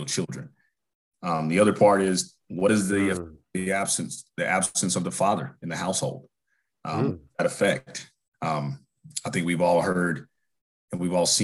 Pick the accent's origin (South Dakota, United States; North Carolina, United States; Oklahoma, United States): North Carolina, United States; native of North Carolina, born and raised here.